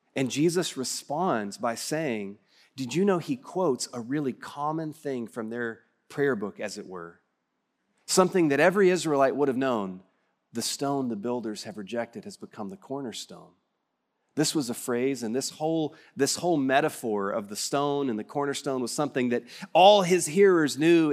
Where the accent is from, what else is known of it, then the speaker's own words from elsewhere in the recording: West Texas, United States; accent: West Texas; my West Texas accent